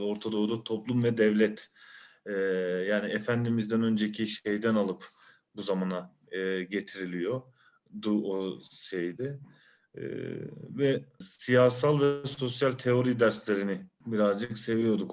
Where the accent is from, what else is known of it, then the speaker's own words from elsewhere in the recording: Bursa, Turkey; doğma büyüme Bursa.